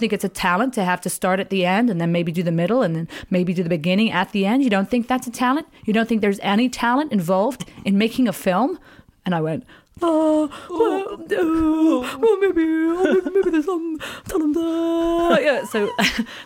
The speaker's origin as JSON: {"language": "English", "region": "England", "country": "United Kingdom", "said": "I am actually English."}